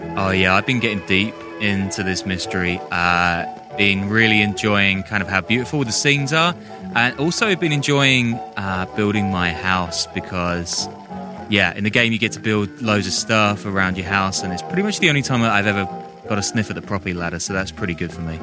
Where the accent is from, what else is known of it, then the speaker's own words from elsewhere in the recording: United Kingdom; moved away as an adult; also born or lived in London / Dubai / New York / Berlin; I'm British